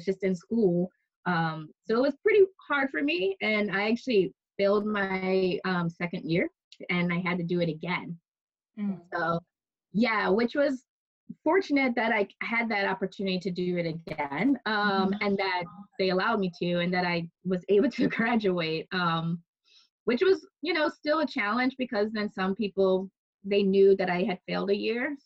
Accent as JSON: {"language": "English", "region": "Michigan", "country": "United States", "tie": "born or raised there", "also_born_or_lived": "Chicago, Illinois", "said": "I was born actually in Chicago, because when they got of age, they moved to the city, and born in Chicago. But when I guess I was five, my dad ended up moving. We moved to Michigan and got some land."}